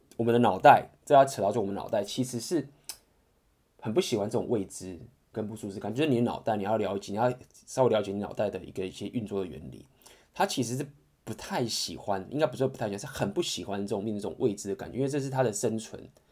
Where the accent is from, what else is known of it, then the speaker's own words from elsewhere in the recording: Taiwan; 我相信就是身为台湾人